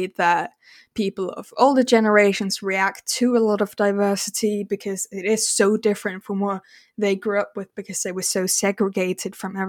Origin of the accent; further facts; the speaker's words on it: Denmark; Like, I'm not English, I'm Danish and Norwegian.